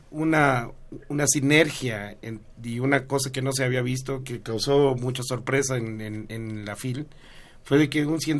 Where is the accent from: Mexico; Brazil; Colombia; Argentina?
Mexico; Baja California; yo soy de Baja California.